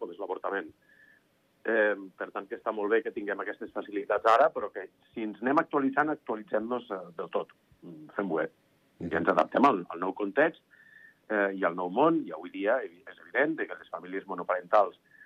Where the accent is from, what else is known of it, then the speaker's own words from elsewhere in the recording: Andorra; nosaltres som un país de serveis